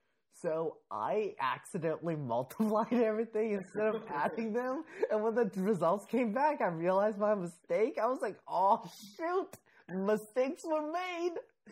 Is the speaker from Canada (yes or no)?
yes; Saskatoon, Saskatchewan, Canada; born or raised there; first language Mandarin; English is a second language; also born or lived in Beijing, China